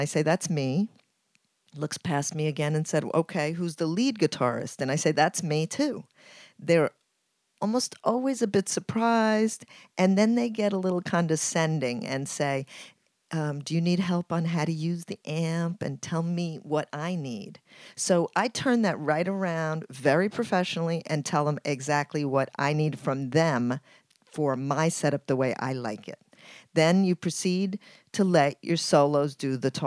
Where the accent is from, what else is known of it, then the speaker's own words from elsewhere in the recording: Ecuador; now in New York City, United States; I'm from Ecuador and I live in New York City.